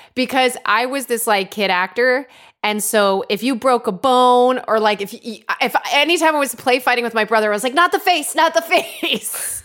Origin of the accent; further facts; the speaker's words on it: Connecticut, United States; Growing up in Connecticut, where I'm originally from